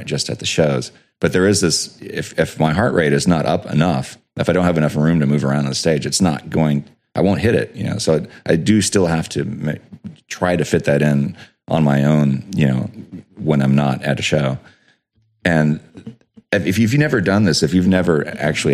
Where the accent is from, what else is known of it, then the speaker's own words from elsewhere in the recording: United States; growing up in the States